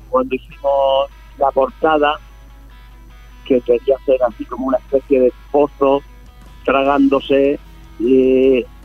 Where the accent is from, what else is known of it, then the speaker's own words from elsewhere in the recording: Málaga, Andalusia, Spain; bueno, perdón, Álvaro, que te quería comentar que yo soy de Málaga.